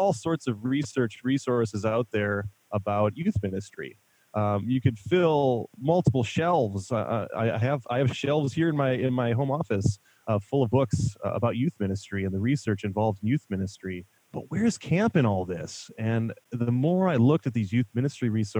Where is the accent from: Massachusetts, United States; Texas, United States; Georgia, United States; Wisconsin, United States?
Wisconsin, United States; La Crosse; I grew up in La Crosse, Wisconsin, so Sugar Creek was our local camp